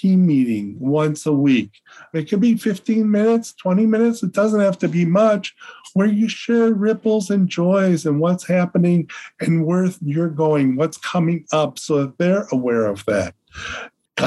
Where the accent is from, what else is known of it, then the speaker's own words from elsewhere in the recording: Chicago, Illinois, United States; I'm from Chicago